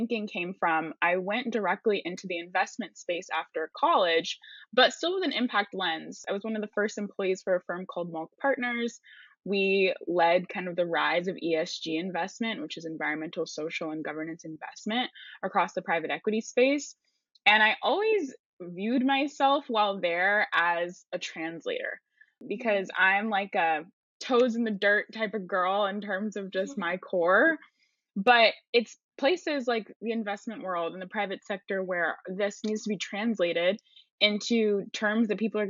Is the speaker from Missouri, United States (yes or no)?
no; California, United States; I grew up in California